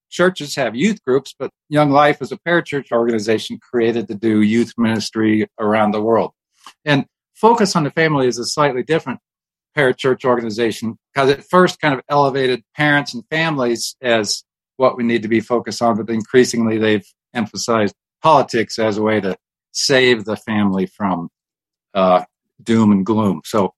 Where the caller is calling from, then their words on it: Colorado Springs, Colorado, United States